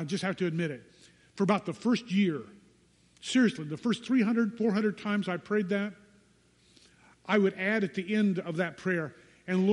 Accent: United States; American Christians

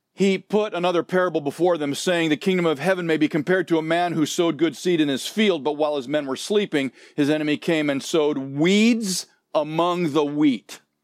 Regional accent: Southern California, United States; moved away as an adult; also born or lived in Nebraska; I grew up in Southern California, but after graduating from high school, I went back to Nebraska

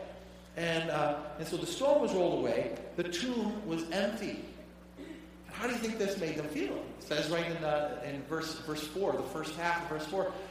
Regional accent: Detroit, Michigan, United States; I grew up in the Detroit area

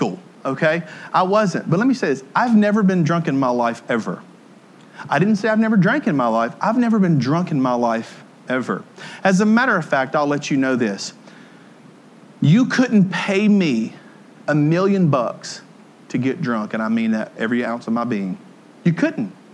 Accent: Tennessee, United States; also born or lived in Ohio / Jackson, Tennessee; I was from Podunk, Tennessee, and I moved out of Tennessee up to Ohio, and I lived in Podunk, Ohio, too. But I moved back to Jackson, Tennessee

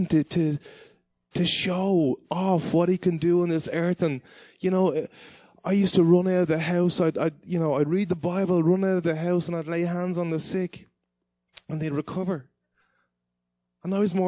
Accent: Dublin, Leinster, Ireland; moved away; I grew up in Dublin, Ireland

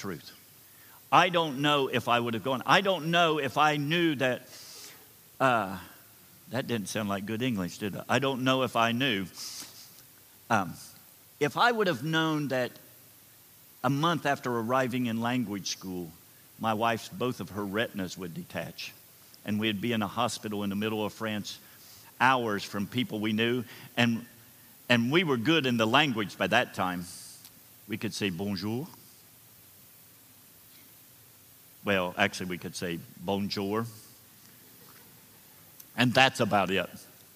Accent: Slocum Station, Ohio, United States; I grew up in Slocum Station, Ohio

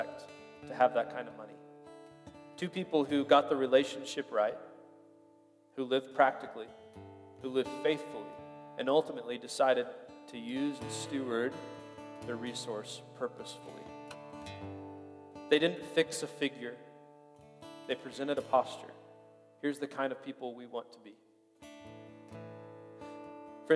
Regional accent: Springfield, Illinois, United States; moved away; I grew up in Springfield, Illinois.

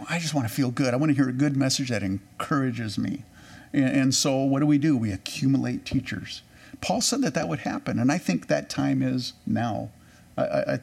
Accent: California, United States; I grew up in California

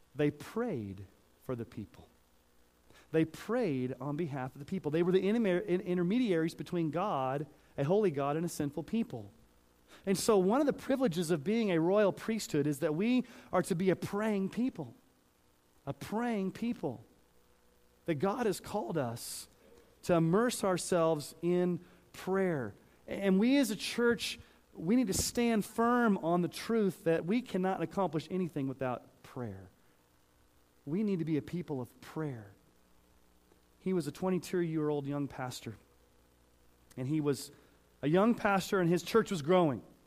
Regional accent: Texas, United States; now in Colorado, United States; I grew up saying y'all because I grew up in Texas and sometimes it still comes out

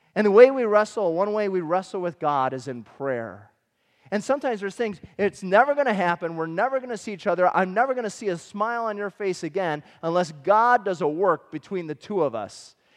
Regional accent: Michigan, United States; we grew up in Michigan.

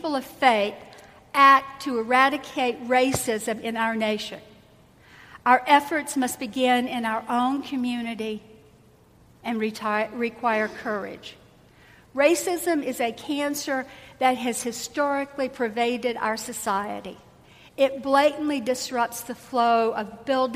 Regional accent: the South, United States; I grew up in the South.

